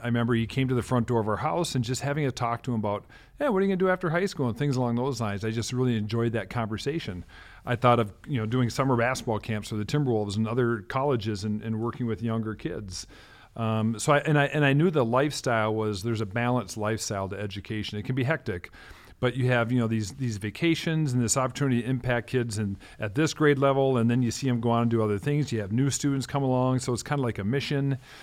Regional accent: Minneapolis, Minnesota, United States; also born or lived in North Dakota / Denmark; I grew up in South Minneapolis, born and raised

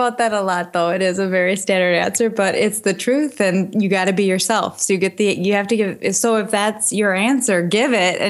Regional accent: Minnesota, United States; I'm from Minnesota.

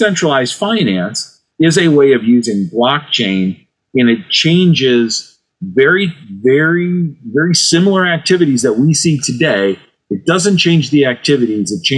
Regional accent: Cleveland, Ohio, United States; my hometown team, the Cleveland Cavaliers

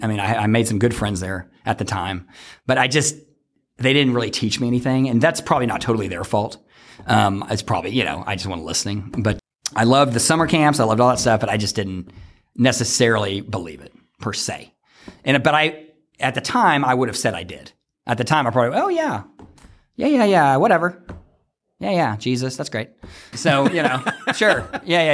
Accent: Fort Worth, Texas, United States; moved away as an adult; I'm from Fort Worth

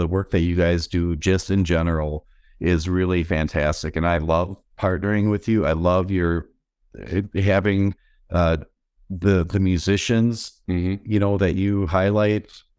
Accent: West Bend, Wisconsin, United States; This concept isn't original or specific to West Bend, Wisconsin.

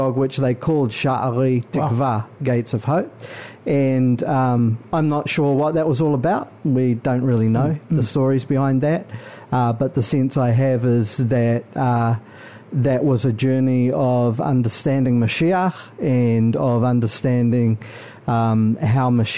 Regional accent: Auckland, New Zealand; I was born in New Zealand, obviously, several generations born in New Zealand. And yes, I was born in West Auckland

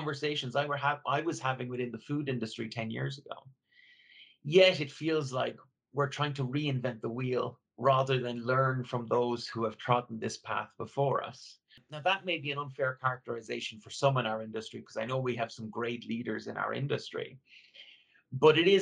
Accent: Ireland; I grew up in Ireland, rural Ireland, where nature was all around me.

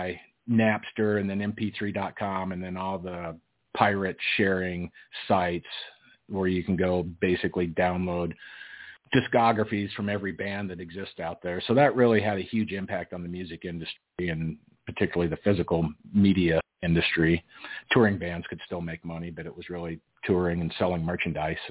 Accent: Loveland, Colorado, United States; also born or lived in Liberal, Kansas; my family moved to Colorado when I was 6 months old, and I grew up in the Loveland-Fort Collins area, graduated from Loveland High School

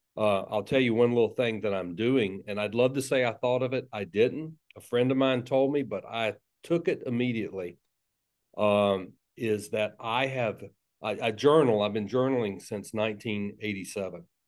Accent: Tallahassee, Florida, United States; accent: South Georgia; I was raised, I was born and raised in, uh, North Florida, Tallahassee.

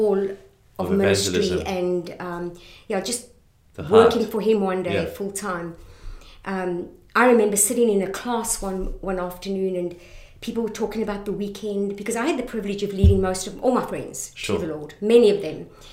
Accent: Benoni, Gauteng, South Africa; moved away; also born or lived in Johannesburg / Boksburg; Boksburg, Benoni, that's where, although I was born in Johannesburg, that's where I grew up

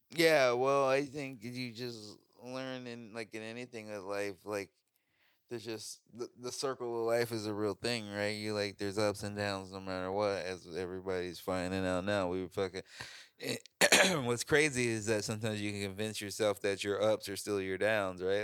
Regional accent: Chicago, Illinois, United States; moved away; also born or lived in Oregon; I grew up in Chicago, but I never felt like I belonged in Chicago.

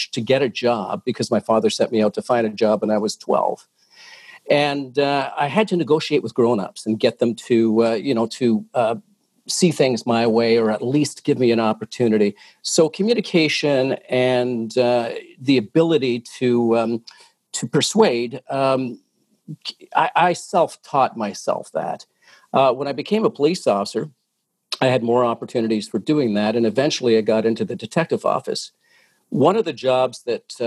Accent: Oshawa, Ontario, Canada; now in Toronto, Canada; I was born and raised in Oshawa

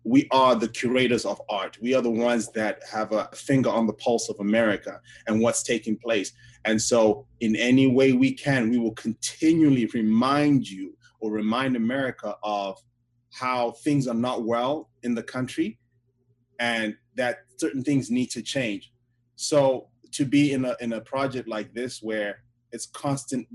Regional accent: Zimbabwe; now in United States; my country in Zimbabwe

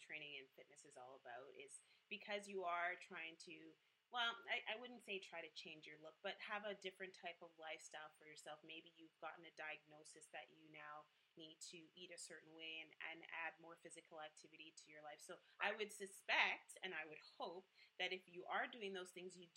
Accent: Jamaica; I am a Jamaican Scorpio

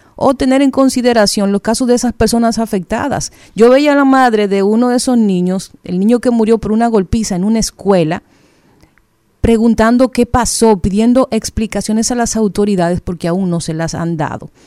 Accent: Dominican Republic; uno como dominicano, como ciudadano

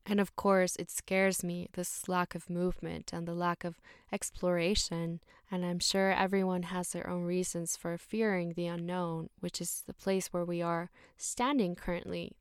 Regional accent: Mexico City, Mexico; also born or lived in Vietnam / Thailand / Australia; I'm from Mexico City, born and raised here.

